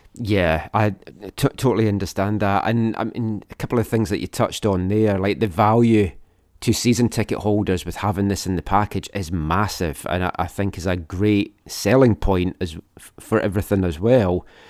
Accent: Scotland, United Kingdom; now in Vancouver, Canada; growing up in Scotland

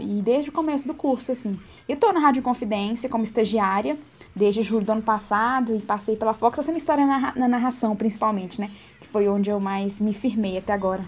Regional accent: Itamarandiba, Minas Gerais, Brazil; moved away as an adult; now in Belo Horizonte, Brazil; de Tamarandiba

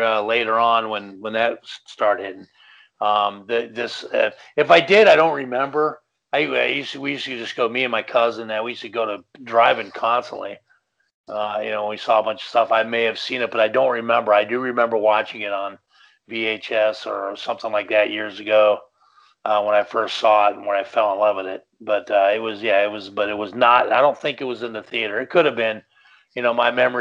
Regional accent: Los Angeles, California, United States; I'm an Angeleno, born and raised in Los Angeles

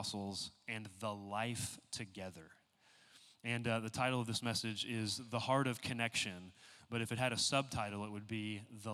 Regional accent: Texas, United States; moved away as an adult; now in San Diego, United States; we're from Texas

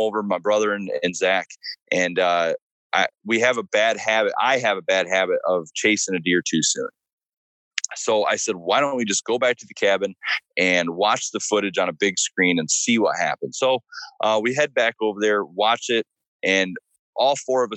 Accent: Michigan, United States; now in Virginia, United States; Michigan's technically my home state

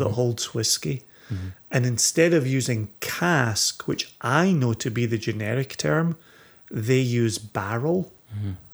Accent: Scotland, United Kingdom; as a Scotsman

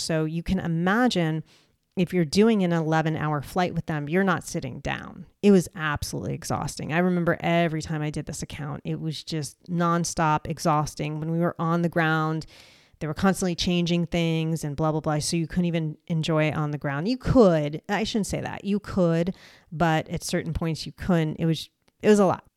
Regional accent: United States; I am an American

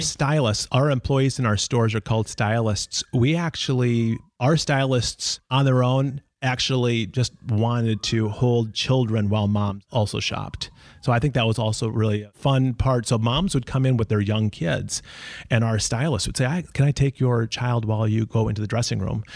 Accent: Minnesota, United States; I am from Minnesota, and that's the reason why we live in Minnesota.

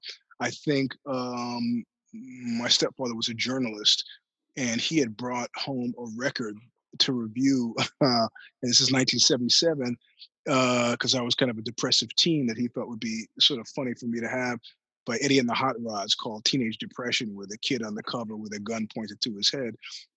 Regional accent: New York City, New York, United States; accent: New Yorker; moved away as an adult; also born or lived in Brooklyn / California; I'm born and raised in New York City.

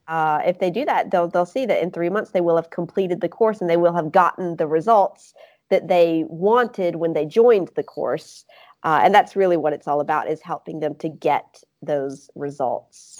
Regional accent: Mississippi, United States; accent: Southern; now in Grenoble, France; I'm from Mississippi

